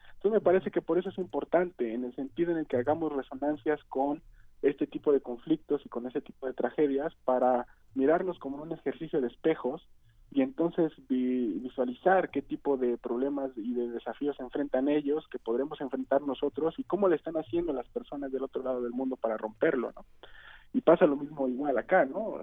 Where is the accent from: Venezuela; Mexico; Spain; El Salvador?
Mexico; como mexicano